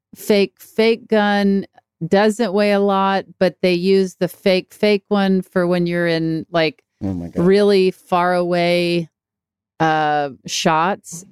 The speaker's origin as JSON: {"language": "English", "region": "Mississippi", "country": "United States", "tie": "born or raised there", "also_born_or_lived": "Texas / Los Angeles", "moved": "yes", "said": "my hometown that's an hour away in Mississippi"}